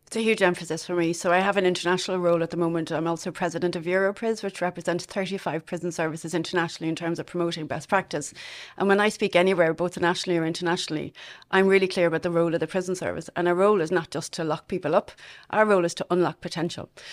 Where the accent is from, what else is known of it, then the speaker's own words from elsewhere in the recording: Dublin, Leinster, Ireland; moved away as an adult; now in Longford, Ireland; I'm originally from Castleknock in Dublin. Um, I spent most of my childhood there.